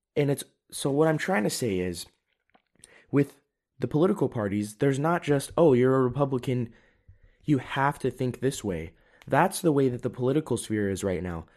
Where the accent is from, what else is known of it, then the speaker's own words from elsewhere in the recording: United States; now in Europe; I'm an American. I am living in Europe, but I haven't given up my citizenship